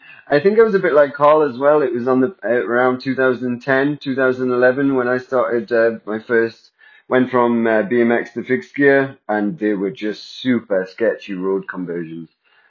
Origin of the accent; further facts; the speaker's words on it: Newcastle upon Tyne, North East England, United Kingdom; But I come from Newcastle. Newcastle's like 10 years behind London